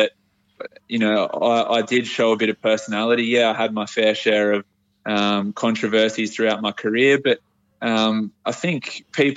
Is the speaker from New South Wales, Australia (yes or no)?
yes; Port Macquarie, New South Wales, Australia; I'm from Port Macquarie, so yeah. I've had a pretty humble upbringing.